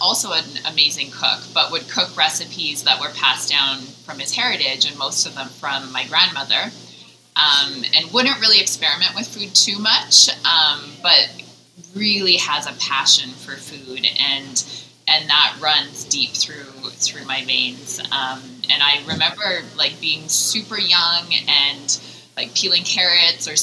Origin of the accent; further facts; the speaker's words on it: Calgary, Alberta, Canada; also born or lived in San Francisco / Germany; I grew up here in Calgary